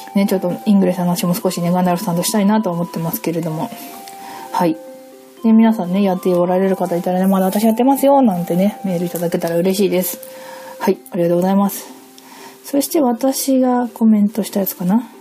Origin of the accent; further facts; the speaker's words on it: Hokkaido, Japan; 私北海道出身でして。